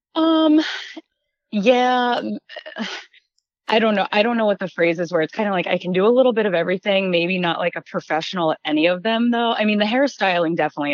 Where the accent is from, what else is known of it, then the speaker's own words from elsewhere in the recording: New Jersey, United States; moved away as an adult; also born or lived in Ohio / Columbus, Ohio / North Dakota; I was born and raised in New Jersey, lived in Columbus, Ohio